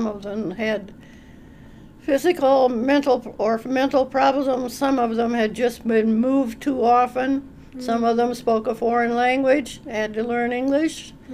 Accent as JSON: {"language": "English", "region": "Minnesota", "country": "United States", "tie": "born or raised there", "also_born_or_lived": "Illinois", "said": "I was born in Minnesota, and I lived until I was 18 in Minnesota"}